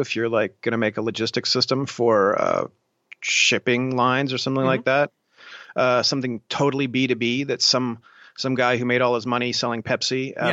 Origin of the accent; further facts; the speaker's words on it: Columbus, Ohio, United States; I grew up in uh, Columbus